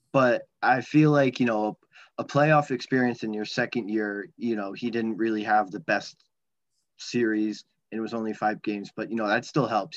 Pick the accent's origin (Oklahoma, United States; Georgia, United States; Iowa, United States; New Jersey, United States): New Jersey, United States; we're from the same state